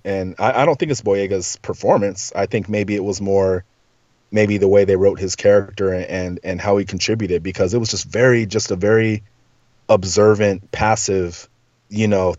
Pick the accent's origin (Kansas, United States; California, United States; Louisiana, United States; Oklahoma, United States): California, United States; Southern; I grew up in Southern California. Like, I say dude every other word